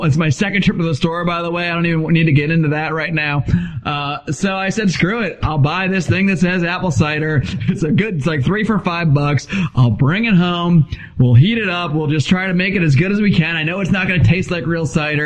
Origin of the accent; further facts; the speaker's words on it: Connecticut, United States; now in Southern California, United States; I grew up in Connecticut. We had a cider press at my house